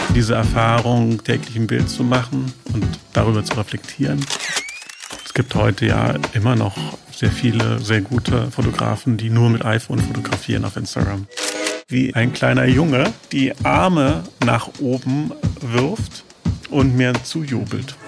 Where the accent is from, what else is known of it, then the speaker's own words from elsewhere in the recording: Dresden, Saxony, Germany; moved away as an adult; now in Berlin, Germany; ich lebe seit 1993 in Berlin. Äh, davor komme ich äh, aus Sachsen, mhm. habe in Dresden Abitur gemacht